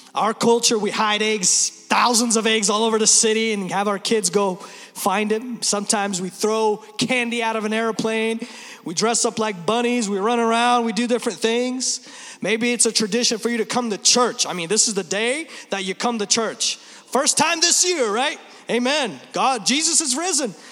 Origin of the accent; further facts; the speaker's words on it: Vancouver, Washington, United States; I grew up in Vancouver, Washington.